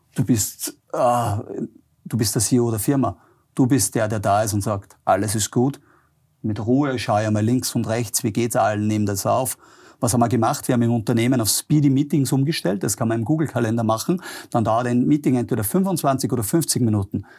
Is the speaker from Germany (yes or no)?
no; Austria; born or raised there